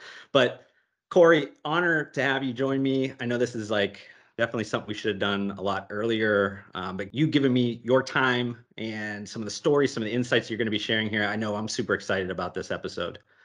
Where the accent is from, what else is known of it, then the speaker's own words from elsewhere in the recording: Ohio, United States; moved away as an adult; also born or lived in Las Vegas; when I moved away from Ohio and I lived on my buddy's couch in Las Vegas after college